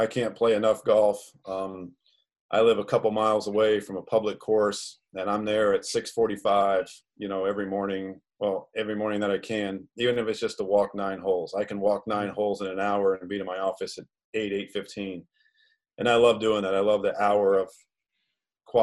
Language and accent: English; Gainesville, Florida, United States; I grew up in Gainesville. That was my hometown